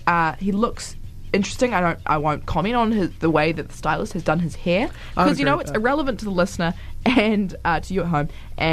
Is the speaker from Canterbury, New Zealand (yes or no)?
no; Auckland, New Zealand; I'm also from Auckland